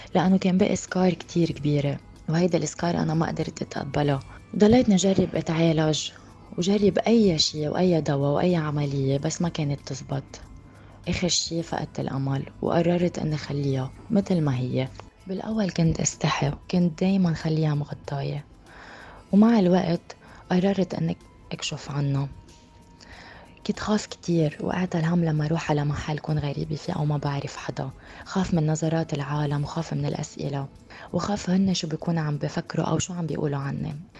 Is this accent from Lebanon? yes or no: yes; Lebanon; now in United Arab Emirates; أنا من لبنان وعمري 30 سنة وعايشة بالإمارات